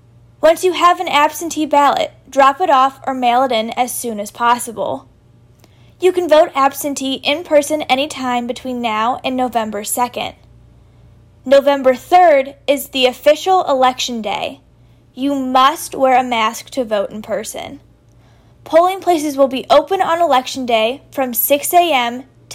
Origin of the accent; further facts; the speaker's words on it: St. Louis, Missouri, United States; also born or lived in Columbia, Missouri; I was born and raised in St. Louis, and now I go to the University of Missouri, also known as Mizzou.